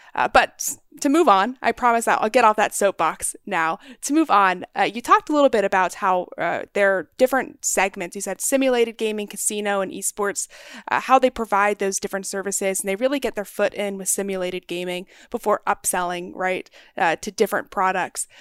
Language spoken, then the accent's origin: English; North Texas, United States; I grew up in North Texas, right there on the border of Oklahoma